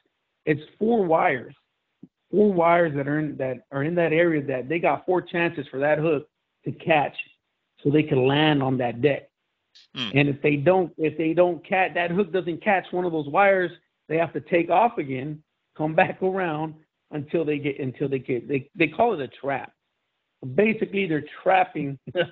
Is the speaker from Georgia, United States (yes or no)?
no; Los Angeles, California, United States; I was born in East Los Angeles and grew up in Los Angeles in a pretty rough part of town.